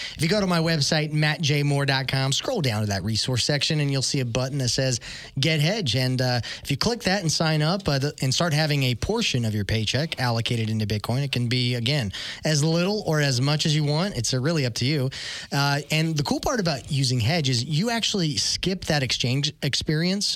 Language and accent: English; Tulsa, Oklahoma, United States; we live here in Tulsa, we're from Tulsa